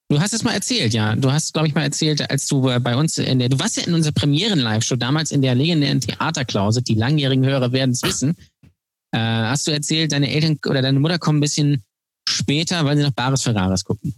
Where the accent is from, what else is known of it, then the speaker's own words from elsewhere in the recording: Lübeck, Schleswig-Holstein, Germany; Ich bin der Einzige, äh, glaube ich, der äh, noch nicht weggezogen ist aus Lübeck, der da geboren wurde.